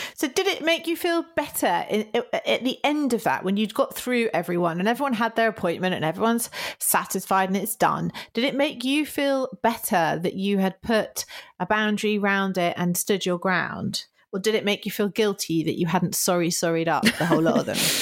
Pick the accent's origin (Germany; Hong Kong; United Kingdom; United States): United Kingdom